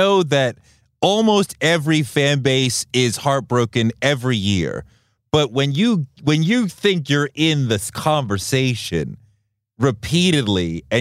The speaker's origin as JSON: {"language": "English", "region": "New York", "country": "United States", "said": "a New Yorker"}